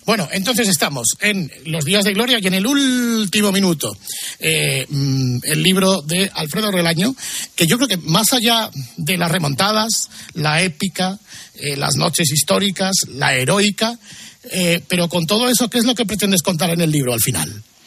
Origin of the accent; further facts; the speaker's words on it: Gijón, Asturias, Spain; Todos somos de Gijón